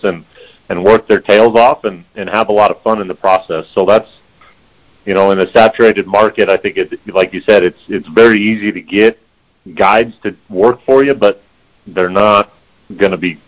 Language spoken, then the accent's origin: English; Prescott, Arizona, United States; Both born and raised in Prescott, Arizona, and been, you know, hunting most our lives